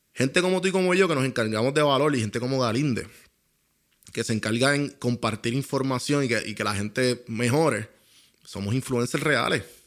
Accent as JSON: {"language": "Spanish", "country": "Puerto Rico", "accent": "boricua", "said": "lo que yo soy, que es boricua"}